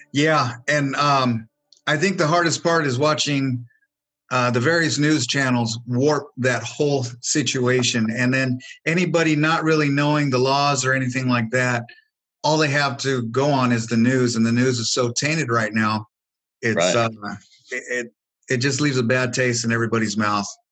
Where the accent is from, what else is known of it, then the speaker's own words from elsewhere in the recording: California, United States; also born or lived in Wyoming; now in Texas, United States; I grew up in in California